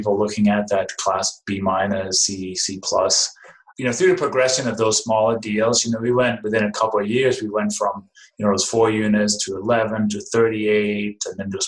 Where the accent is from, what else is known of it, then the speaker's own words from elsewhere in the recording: Denmark; English is a second language; moved away as an adult; now in United States; Originally, I was born and raised in Denmark, came to the U.S. 1996